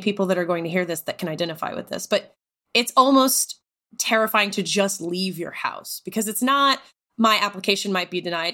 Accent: Texas, United States; moved away as an adult; also born or lived in Tennessee; I grew up in Texas, lived in Tennessee

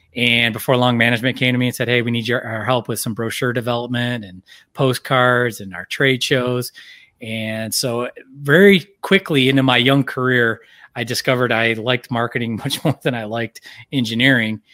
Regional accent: Michigan, United States; moved away; I grew up here in Michigan, kinda coming back to where, where my life was and where my home is

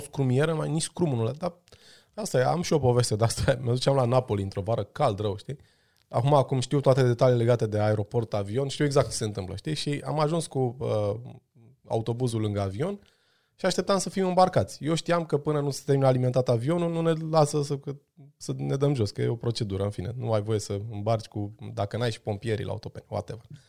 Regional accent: Brașov, Brașov County, Romania; eu am crescut la Brașov, în spatele blocului cu prietenii mei de o viață

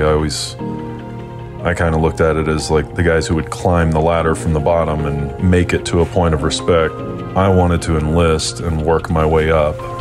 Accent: Nashville, Tennessee, United States; I was born and raised in Nashville, Tennessee.

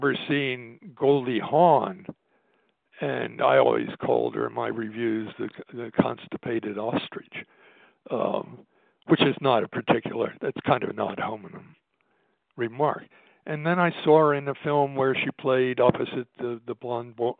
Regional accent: United States; I'm an American

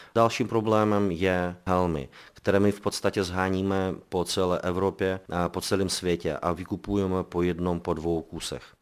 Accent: Belarus; now in Prague, Czechia; my jsme původem z Běloruska, ze země agresora

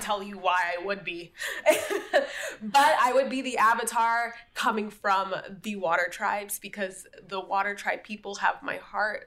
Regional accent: Miami, Florida, United States; I'm from Miami, Florida

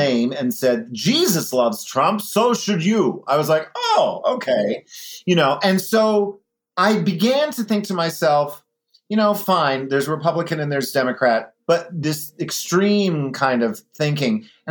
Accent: Scranton, Pennsylvania, United States; moved away as an adult; now in Rochester, United States; I was born in Scranton, Pennsylvania

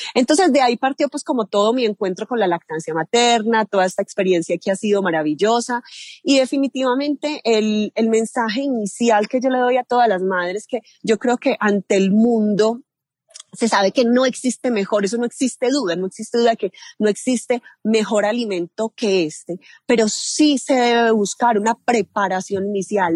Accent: Medellín, Antioquia, Colombia; now in Rionegro, Colombia; Yo soy nacida en la ciudad de Medellín, vivo en Río Negro, Antioquia, con mi familia.

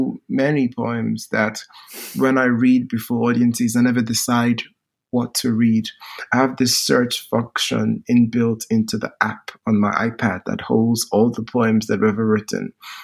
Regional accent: Nigeria; But language also means a lot when I come from Nigeria, and we have Pidgin English, which is a broken English. Then we have Nigerian spoken English, which is different from British spoken English

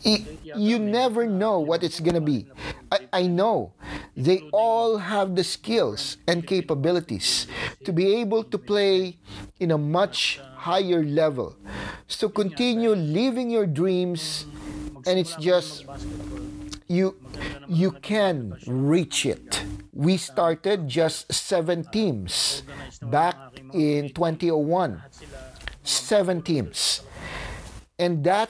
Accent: Lipa, Calabarzon, Philippines; moved away as an adult; now in Winnipeg, Canada; used to live back in my hometown in Lipa

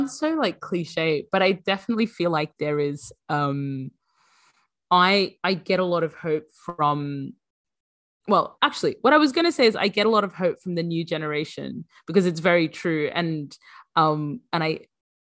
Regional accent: Brisbane, Queensland, Australia; moved away as an adult; also born or lived in Sudan; now in United Kingdom; I grew up in Brisbane, and we were one of the very few Sudanese

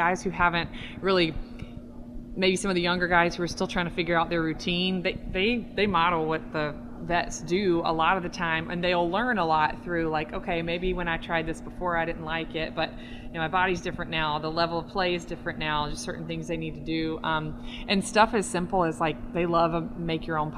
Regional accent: the South, United States; I'm from the South

